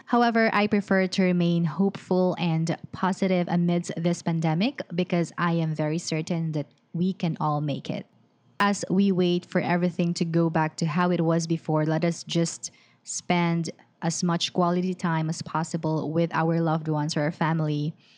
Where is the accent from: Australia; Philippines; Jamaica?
Philippines; I'm from the Philippines